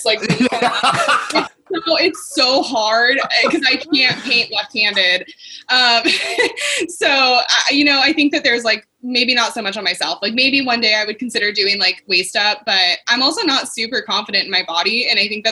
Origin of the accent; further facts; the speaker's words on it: Yakima, Washington, United States; also born or lived in Union Gap, Washington; my hometown of Union Gap. I'm actually from Yakima, but Union Gap in Washington State